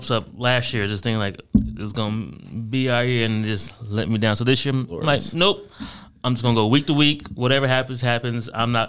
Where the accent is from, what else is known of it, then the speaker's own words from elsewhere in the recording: Ohio, United States; I majority grew up with my mom in Ohio.